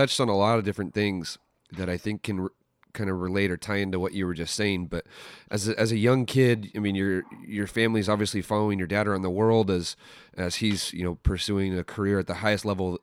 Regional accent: San Mateo, California, United States; I'm originally from San Mateo

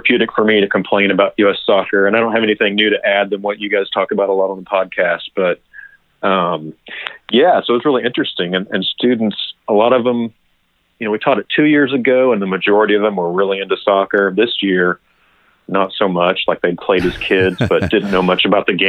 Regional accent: Kansas City, United States; moved away as an adult; also born or lived in Southern California / Colorado; now in Kentucky, United States; I grew up in Kansas City

